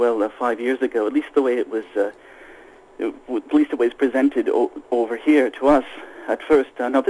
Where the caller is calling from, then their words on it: Sweden; I'm calling from Sweden.